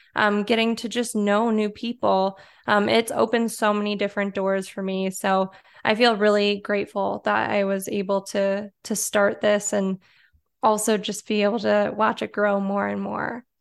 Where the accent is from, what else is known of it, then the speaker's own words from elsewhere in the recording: Detroit, Michigan, United States; also born or lived in Chicago; I was born and raised in the Detroit area